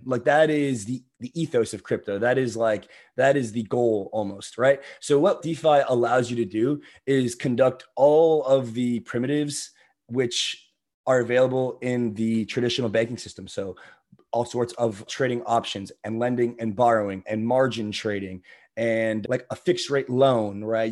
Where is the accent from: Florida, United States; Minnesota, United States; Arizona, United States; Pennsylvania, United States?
Florida, United States; I'm originally from Florida